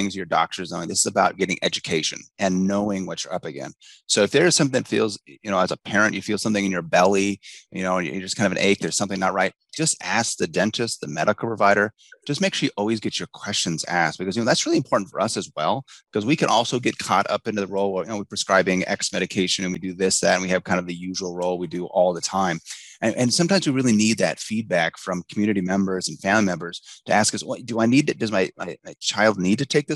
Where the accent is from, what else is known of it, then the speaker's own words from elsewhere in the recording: Spokane, Washington, United States; I grew up in Spokane